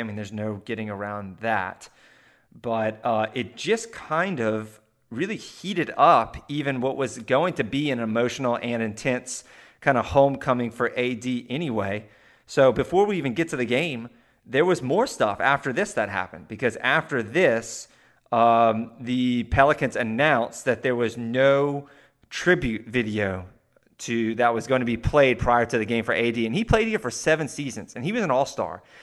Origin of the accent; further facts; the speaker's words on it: the South, United States; we're both from the South here